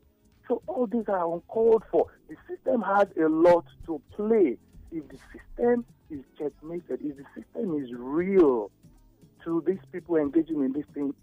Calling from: Ijebu, Ogun State, Nigeria; I'm calling from Ijibu.

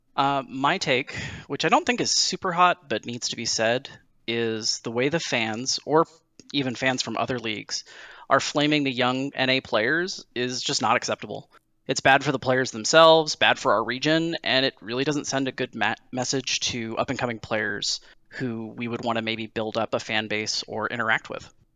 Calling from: Dallas, Texas, United States; I'm calling from Dallas, Texas.

